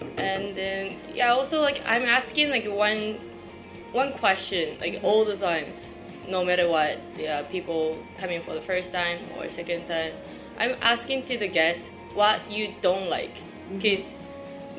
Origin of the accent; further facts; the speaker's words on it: Tokyo, Japan; English is a second language; moved away as an adult; also born or lived in Canada; now in Shanghai, China; I'm from Tokyo, so I used to work in Tokyo for five years